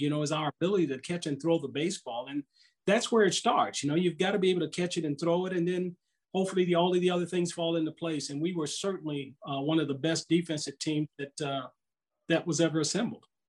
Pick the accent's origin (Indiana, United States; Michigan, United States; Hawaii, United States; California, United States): California, United States; Southern; now in St. Louis, United States; growing up in Southern California